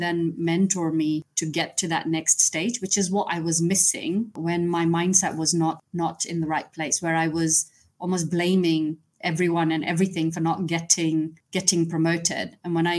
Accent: Kenya; moved away; I was born and brought up in Kenya

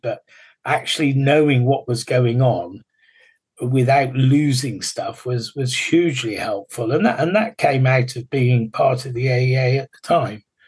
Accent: England, United Kingdom; we're English

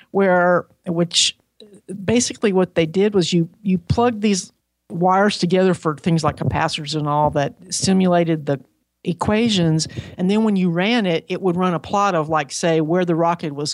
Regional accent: Huntsville, Alabama, United States; also born or lived in Seattle; I was born in Seattle, Washington, because my dad worked for Boeing. So we moved around a lot, but we ended up in Huntsville, Alabama

